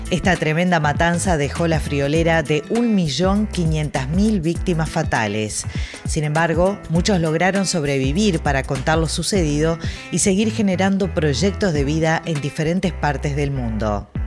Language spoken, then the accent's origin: Spanish; Montevideo, Uruguay; Yo nací en Montevideo, Uruguay.